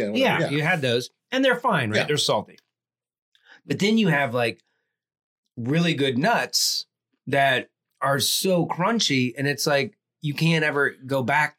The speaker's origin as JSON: {"language": "English", "town": "Atlanta", "region": "Georgia", "country": "United States", "tie": "born or raised there", "moved": "yes", "lives_now": "Austin, United States", "said": "my friends and I grew up in Atlanta, Georgia, we would walk to the McDonald's."}